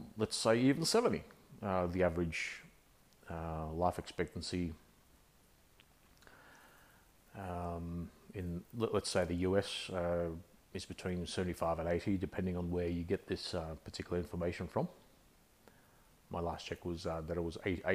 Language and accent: English; Australia; accent: Aussie; I'm an Australian. I guess many would guess with my accent that that I'm an Aussie